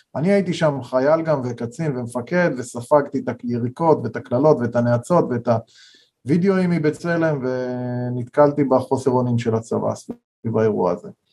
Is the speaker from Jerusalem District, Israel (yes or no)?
no; Kfar Ro'e, Central District, Israel; אנחנו גדלנו בכפר רועה